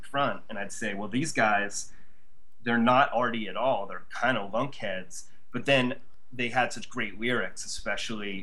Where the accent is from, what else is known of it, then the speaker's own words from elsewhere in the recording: Ohio, United States; now in New York, United States; I grew up in Ohio.